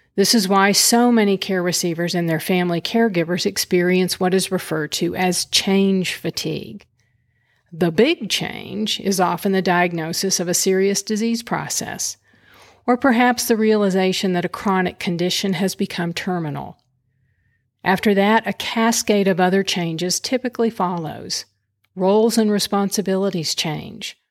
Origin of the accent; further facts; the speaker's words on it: Lubbock, Texas, United States; moved away; also born or lived in Houston, Texas; residing in my hometown of Lubbock, Texas